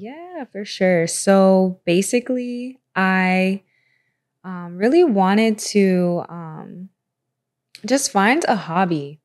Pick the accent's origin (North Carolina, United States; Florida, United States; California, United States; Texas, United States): Florida, United States; Tampa; also born or lived in Orlando, Florida; I'm from Tampa, I'm from Florida